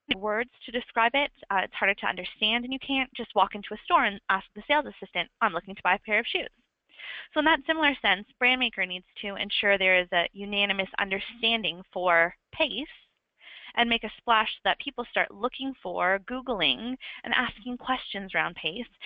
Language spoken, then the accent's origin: English; Canada; now in London, United Kingdom; I am Canadian, but I'm currently in London